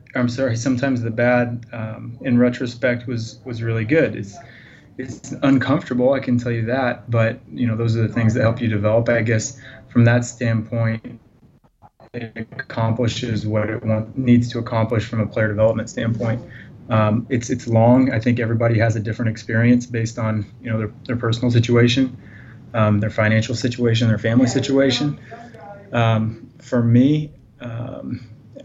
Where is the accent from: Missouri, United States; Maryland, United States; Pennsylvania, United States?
Missouri, United States; Carl Junction; I graduated high school from Carl Junction in Southwest Missouri in 2004